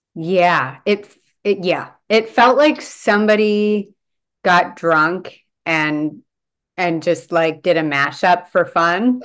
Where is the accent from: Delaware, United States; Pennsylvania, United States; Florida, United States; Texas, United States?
Delaware, United States; moved away as an adult; now in Vancouver, Canada; I was born here, but we moved to Delaware when I was five. So I grew up in Delaware